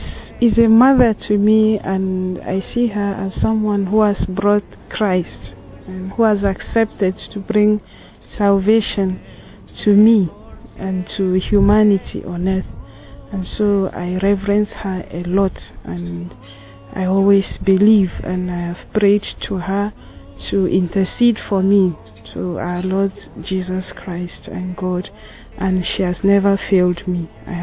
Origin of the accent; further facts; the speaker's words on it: Nigeria; a Franciscan missionary of the Divine Motherhood. I am Tiv from Nigeria, and I'm 33 years old.